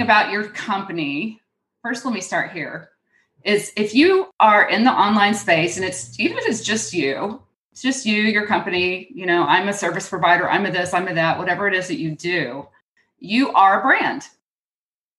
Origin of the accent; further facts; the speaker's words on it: Houston, Texas, United States; accent: twang; moved away; I grew up in Houston